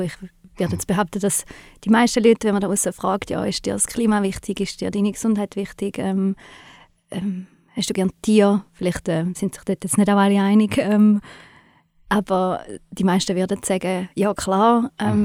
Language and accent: German; Switzerland; bei uns in der Schweiz